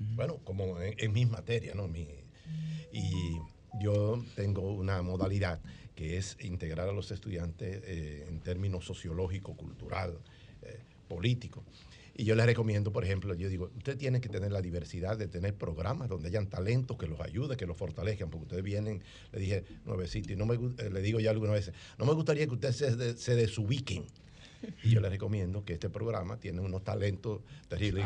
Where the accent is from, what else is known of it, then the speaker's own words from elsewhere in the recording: Monte Cristi, Dominican Republic; moved away; vine de Montecristi, la línea noroeste, la tierra de historia